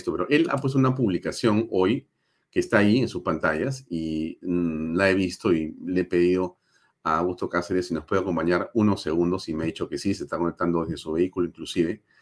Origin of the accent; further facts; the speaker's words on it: Peru; en mi calidad de alcalde del Distrito de San Isidro y como ciudadano peruano